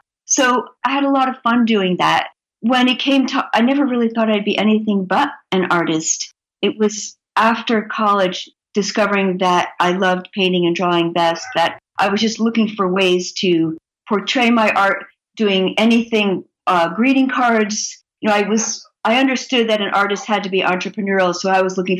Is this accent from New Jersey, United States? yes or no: yes; New Jersey, United States; I grew up in New Jersey, where we were on our bicycles all day and played kick the can at night.